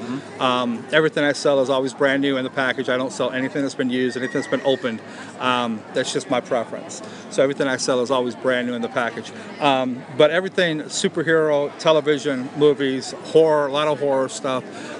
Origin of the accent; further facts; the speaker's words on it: Orlando, Florida, United States; I'm from Orlando.